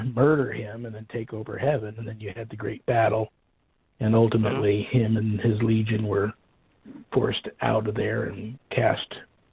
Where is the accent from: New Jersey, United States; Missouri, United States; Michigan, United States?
New Jersey, United States; Colts Neck; growing up in Colts Neck, New Jersey